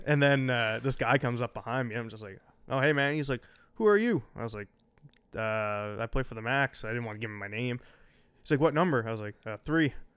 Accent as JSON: {"language": "English", "area": "Eastern Shore", "region": "Nova Scotia", "country": "Canada", "tie": "born or raised there", "said": "growing up in Eastern Shore."}